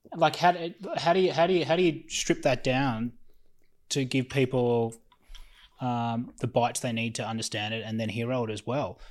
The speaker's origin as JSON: {"language": "English", "country": "Australia", "said": "as an Australian"}